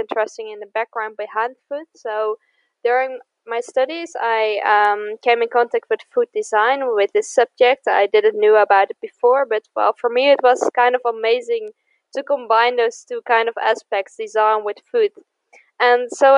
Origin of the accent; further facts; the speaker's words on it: the middle of the Netherlands, central Netherlands, Netherlands; now in Eindhoven, Netherlands; I'm from the Netherlands. I grew up in the middle of the Netherlands